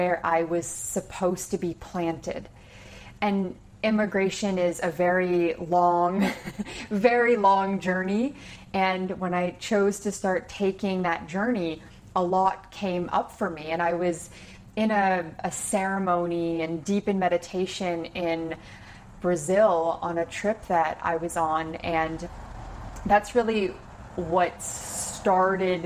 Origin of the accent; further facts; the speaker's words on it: about an hour from Toronto, Ontario, Canada; moved away; I grew up about an hour from Toronto